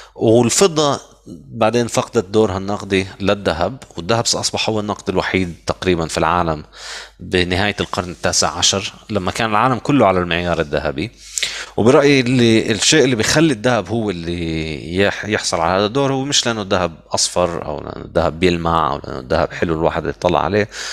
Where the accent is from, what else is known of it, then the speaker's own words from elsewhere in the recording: Lebanon; moved away; عندنا بلبنان هلا عم نشوف يعني او عندكم انا هلا مش في لبنان